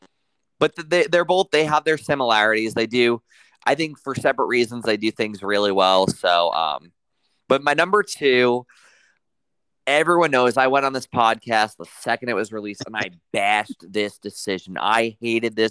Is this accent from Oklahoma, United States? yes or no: no; New York, United States; as a New Yorker